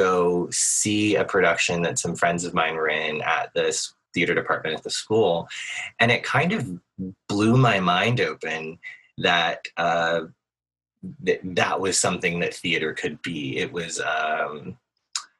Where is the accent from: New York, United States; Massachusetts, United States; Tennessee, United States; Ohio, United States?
Tennessee, United States; Nashville; I grew up in Nashville, Tennessee